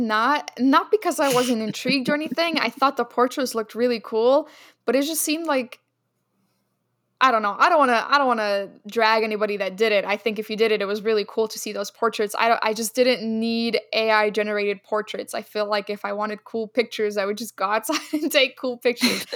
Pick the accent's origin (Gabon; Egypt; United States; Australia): Egypt; moved away; Egypt, my home country